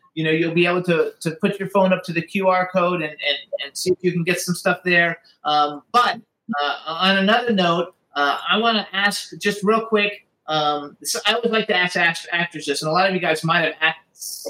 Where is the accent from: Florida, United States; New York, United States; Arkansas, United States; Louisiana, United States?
Florida, United States; I'm from Florida